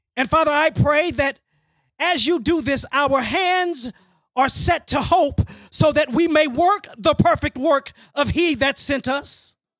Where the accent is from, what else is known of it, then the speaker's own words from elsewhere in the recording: Dallas, Texas, United States; I grew up in Hamilton Park, went to elementary at Stultz Road